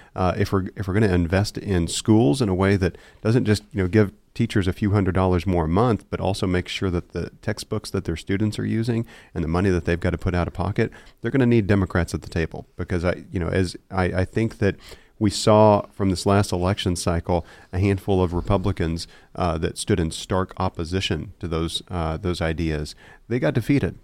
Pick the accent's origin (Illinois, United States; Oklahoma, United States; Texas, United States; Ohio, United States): Oklahoma, United States; Seminole; moved away as an adult; now in Oklahoma City, United States; my hometown of Seminole